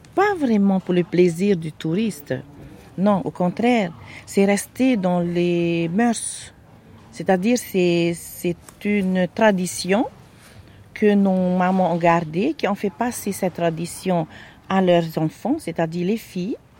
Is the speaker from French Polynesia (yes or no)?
yes; Fatu-Hiva, Marquesas Islands, French Polynesia; je suis originaire euh, de Fatouiva aux Marquises.